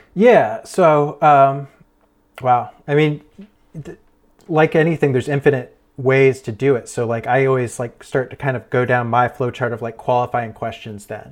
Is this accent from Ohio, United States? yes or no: yes; Ohio, United States; moved away as an adult; also born or lived in Erie, Pennsylvania; now in Pittsburgh, United States; I grew up in Ohio, and, uh, then I, I moved to Pennsylvania for college